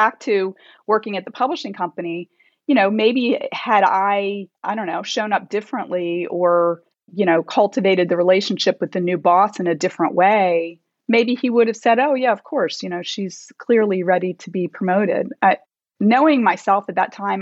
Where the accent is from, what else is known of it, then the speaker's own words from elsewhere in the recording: Delaware, United States; moved away as an adult; also born or lived in Virginia / North Carolina; now in Chicago, United States; I grew up in Delaware